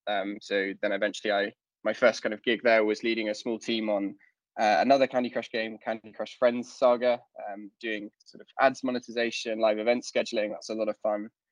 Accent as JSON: {"language": "English", "region": "London", "country": "United Kingdom", "moved": "yes", "lives_now": "Stockholm, Sweden", "said": "I'm originally from London, uh, but I, I now live in Stockholm"}